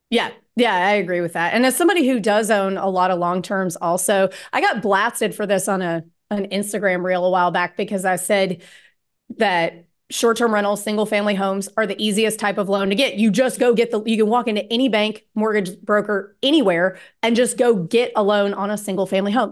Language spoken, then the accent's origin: English; Starkville, Mississippi, United States; I grew up in Starkville, Mississippi